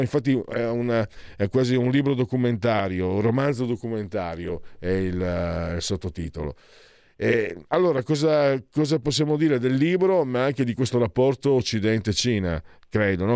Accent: Friuli-Venezia Giulia, Italy; io vengo da Friuli, dalle mie parti si dice Gesù Maria, apriti cielo

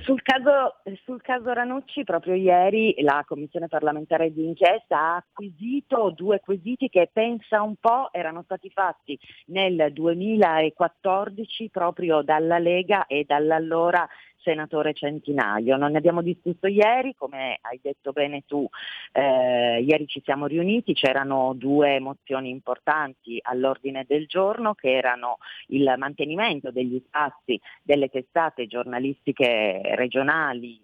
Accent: Piedmont, Italy; da piemontese

